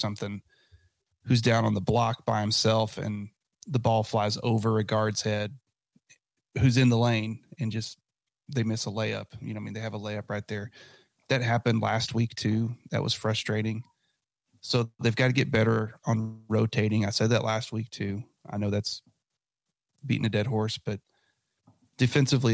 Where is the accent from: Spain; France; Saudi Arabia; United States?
United States; West Texas; I'm from West Texas